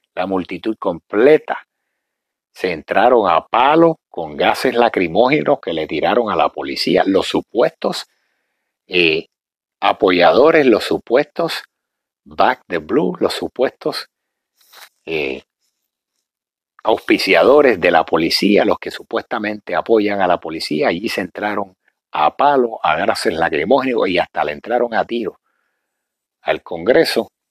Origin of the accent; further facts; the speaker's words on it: Puerto Rico; nosotros los puertorriqueños, yo me considero parte negro